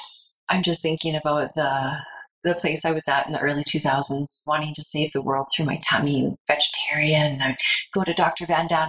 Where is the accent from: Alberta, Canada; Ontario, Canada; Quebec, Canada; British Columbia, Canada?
Alberta, Canada; Red Deer; moved away as an adult; also born or lived in Calgary; now in Canmore, Canada; So I was born in Calgary, and I was there till I was about 4, moved to Red Deer. So I am from the lowly town of Red Deer.